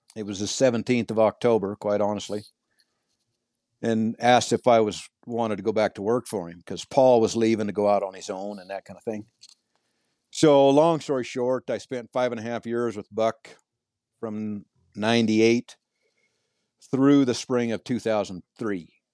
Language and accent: English; Montana, United States; I was born and raised in Montana